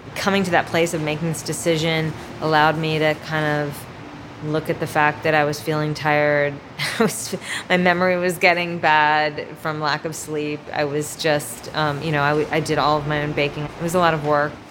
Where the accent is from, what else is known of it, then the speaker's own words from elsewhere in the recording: Miami, Florida, United States; moved away; also born or lived in North Carolina; I grew up in Miami, Florida, in the seventies and eighties